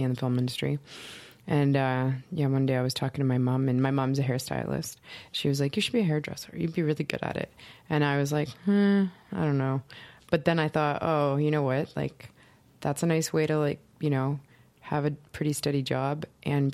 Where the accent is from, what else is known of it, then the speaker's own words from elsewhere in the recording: Hamilton, Ontario, Canada; moved away as an adult; now in Toronto, Canada; I'm originally from Hamilton, so it's like 45 minutes west of Toronto